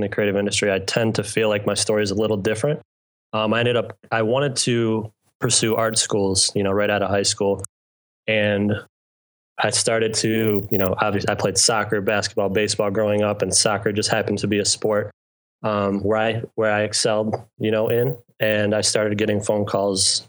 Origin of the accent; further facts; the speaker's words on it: Madison, Wisconsin, United States; moved away as an adult; now in New York City, United States; I grew up in Madison, Wisconsin